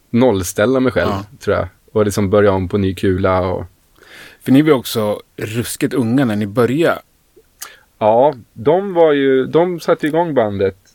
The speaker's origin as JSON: {"language": "Swedish", "town": "Stockholm", "region": "Stockholm County", "country": "Sweden", "tie": "born or raised there", "said": "Jag kommer ju från Stockholm, född och uppvuxen i Stockholm."}